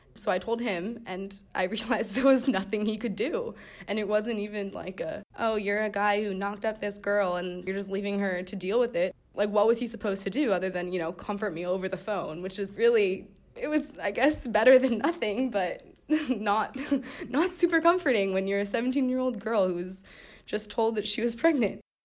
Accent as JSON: {"language": "English", "town": "Pasadena", "region": "California", "country": "United States", "said": "I'm nineteen years old, and I'm from Pasadena, California"}